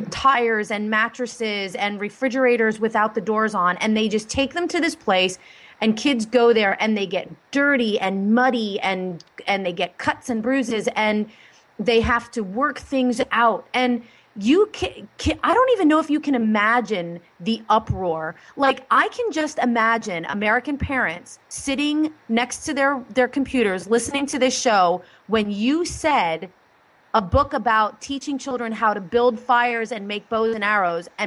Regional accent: Ireland; I just love everything about Scotland because, well, I'm Irish, so, well

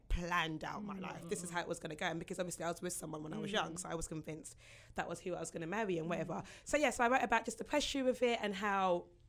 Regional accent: Nigeria; being a Nigerian woman who is, since I was 21, been told, where's your husband, where's your husband?

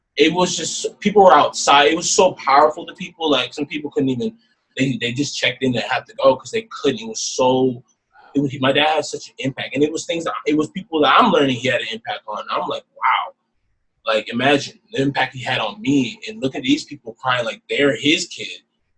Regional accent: Fresno, California, United States; And we ended up staying in Fresno. And that's just how my hometown became my hometown.

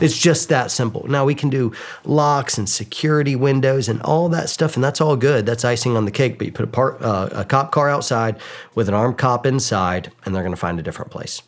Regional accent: suburbs of Atlanta, Georgia, United States; I grew up in Georgia, kind of the suburbs of Atlanta

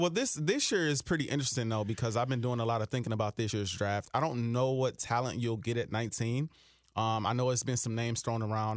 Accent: Milwaukee, Wisconsin, United States; moved away as an adult; now in Minnesota, United States; I grew up in Milwaukee, Wisconsin

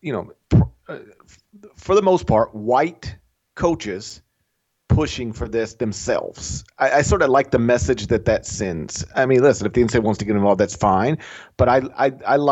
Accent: Memphis, Tennessee, United States; here in my hometown

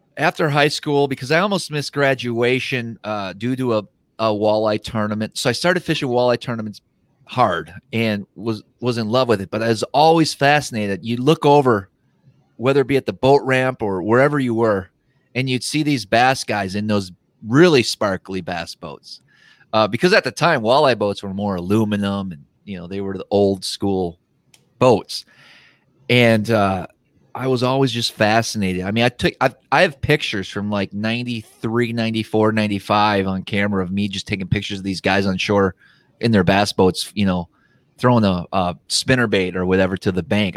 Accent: Wisconsin, United States; I grew up fishing, I grew up in Wisconsin

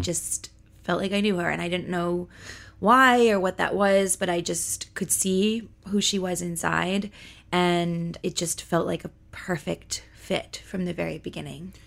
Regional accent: Los Angeles, California, United States; born and raised in Los Angeles, California

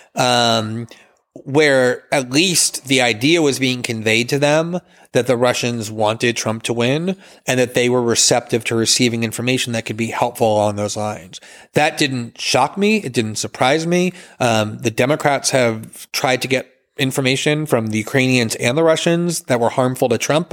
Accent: United States; as an American

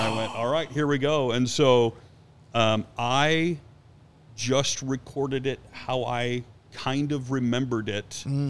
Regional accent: Chicago, Illinois, United States; moved away; also born or lived in Indianapolis, Indiana; It's not because that wasn't my hometown team.

